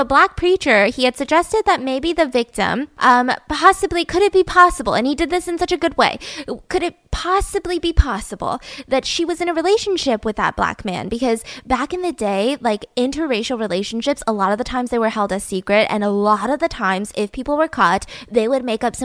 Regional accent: Georgia, United States; I was born and raised in Georgia.

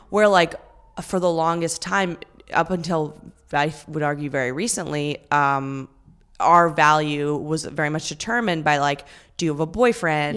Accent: Vancouver, British Columbia, Canada; moved away as an adult; now in New York, United States; I'm from Vancouver.

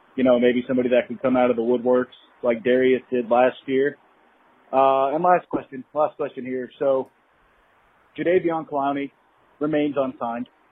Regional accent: Kansas, United States; I'm from Kansas

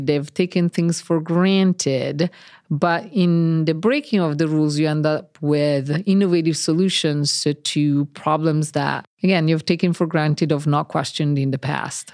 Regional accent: Italy; now in Cambridge; And I'm Italian. I was born in Italy

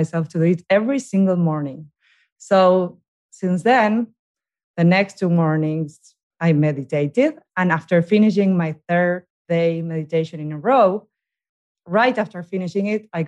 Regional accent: Buenos Aires, Argentina; English is a second language; now in New York, United States; I'm from Argentina

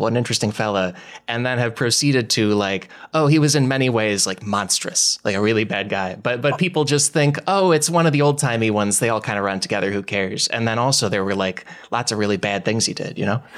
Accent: Glen Ellyn, Illinois, United States; I'm from, uh, it's Glen Allen, Illinois. It's in DuPage County

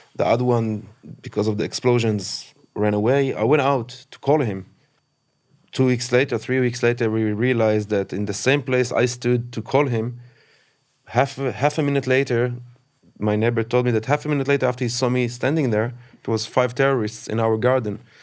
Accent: Kfar Aza, Southern District, Israel; I've born and raised in Kfraza.

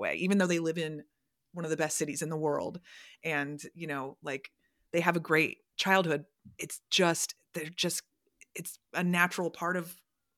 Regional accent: Orlando, Florida, United States; moved away as an adult; now in Chicago, United States; So yeah, I've been in Chicago for 18 years, which I never expected. But I grew up in Orlando. I moved there when I was 5. So I was there for 20 years.

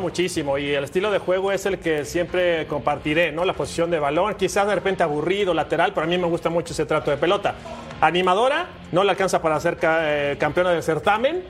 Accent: Mexico; como mexicano

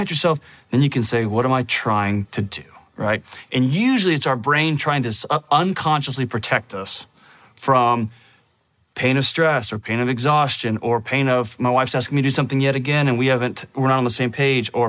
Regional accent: Texas, United States; I was born in Texas, which is one of the greatest places on earth to live.

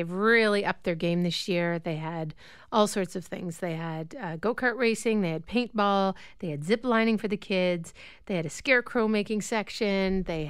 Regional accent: Owen Sound, Ontario, Canada; growing up in Owen Sound

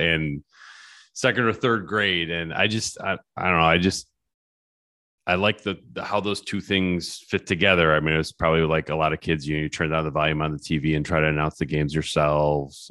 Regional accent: Michigan, United States; growing up in Michigan

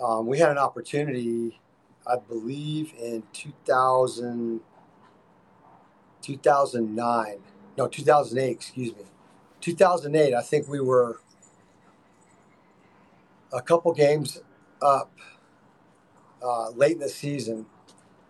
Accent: Clearwater, Florida, United States; I grew up in Clearwater

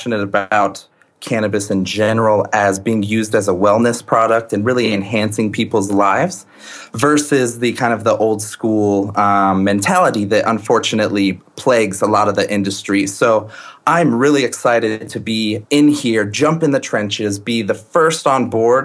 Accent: Colorado, United States; I am from Colorado, born and raised

